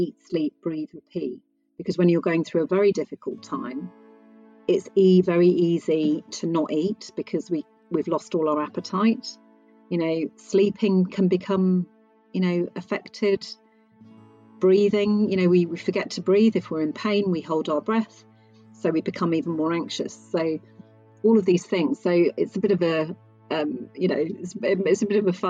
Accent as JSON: {"language": "English", "region": "England", "country": "United Kingdom", "also_born_or_lived": "Bedfordshire", "said": "I am English"}